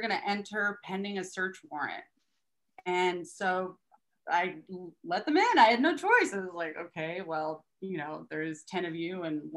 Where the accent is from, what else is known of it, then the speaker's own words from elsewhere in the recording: Austin, Texas, United States; moved away; also born or lived in Poway, San Diego, California / Humboldt County, California; I was raised in Texas